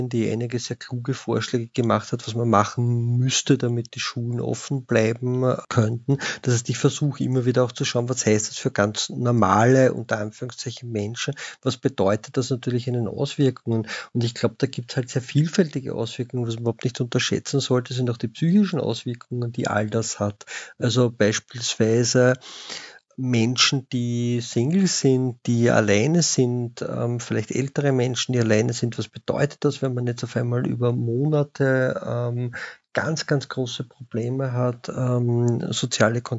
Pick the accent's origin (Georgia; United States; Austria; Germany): Austria; Vienna; Und wenn man sich als, als Wiener mit Fanpolitik und extremer Rechter beschäftigt, dann kommt man natürlich unweigerlich zu den zwei Wiener Großclubs